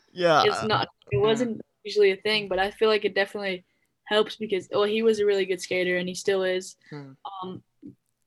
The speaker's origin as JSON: {"language": "English", "country": "Netherlands", "tie": "born or raised there"}